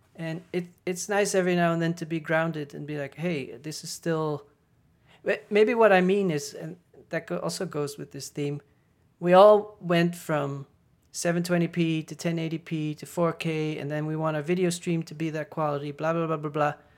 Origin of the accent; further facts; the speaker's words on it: Netherlands; moved away as an adult; also born or lived in Paris / Berlin; I'm from the Netherlands